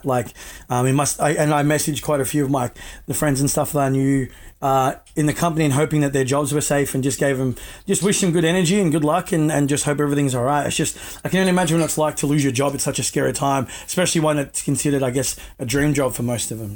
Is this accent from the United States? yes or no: no; Australia; I was born here in Australia, so my parents just taught me you know, how to speak it